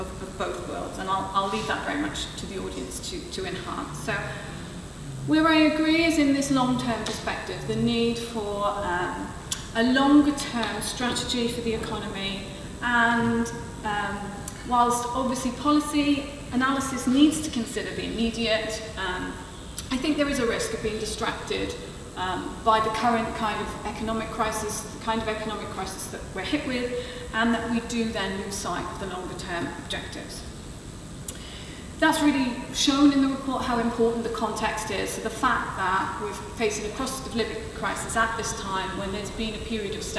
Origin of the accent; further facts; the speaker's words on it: Swansea, Wales, United Kingdom; Swansea's my hometown